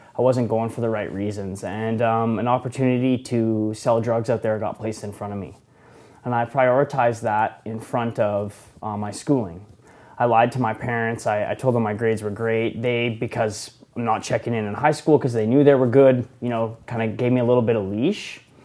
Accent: Okanagan, British Columbia, Canada; I'm from the Okanagan

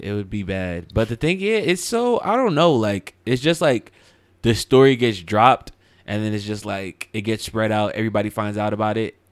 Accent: Highland Park, New Jersey, United States; I'm originally from Highland Park

